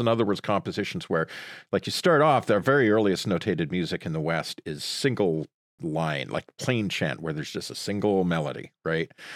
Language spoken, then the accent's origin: English; Sudbury, Ontario, Canada; moved away; I grew up in Sudbury, Ontario